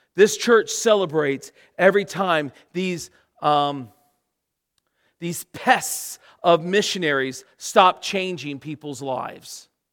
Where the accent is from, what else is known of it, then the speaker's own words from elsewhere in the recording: Florida, United States; moved away as an adult; now in England; We're from Florida